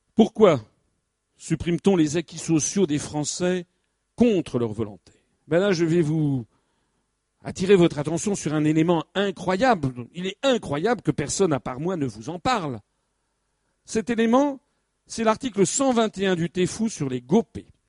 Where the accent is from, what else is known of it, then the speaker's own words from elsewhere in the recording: France; nous, Français